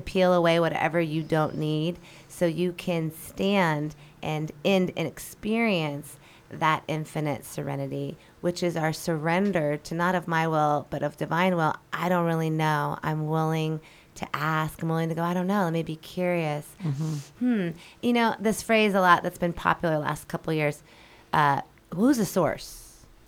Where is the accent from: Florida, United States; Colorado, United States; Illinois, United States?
Colorado, United States; Denver; moved away as an adult; also born or lived in Seattle, Washington / Mexico; now in Hawaii, United States; I'm originally from Denver, Colorado. Grew up there.